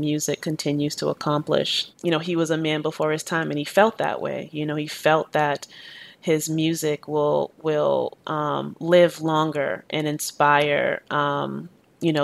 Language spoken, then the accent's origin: English; Boston, Massachusetts, United States; also born or lived in Jamaica; I grew up in inner city Boston in the 90s.